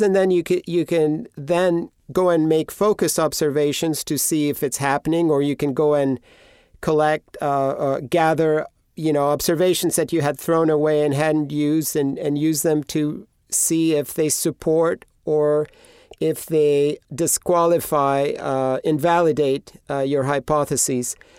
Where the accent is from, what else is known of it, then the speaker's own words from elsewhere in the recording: Greece; moved away; I grew up in Greece